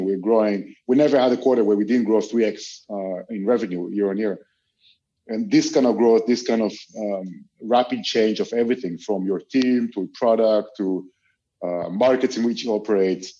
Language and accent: English; Israel; moved away as an adult; now in Europe; I'm originally from Israel, although I've been living in Europe for the past 15 years.